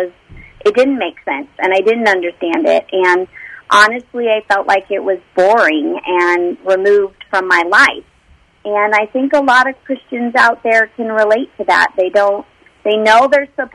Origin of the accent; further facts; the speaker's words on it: Los Angeles, California, United States; I grew up in the Los Angeles area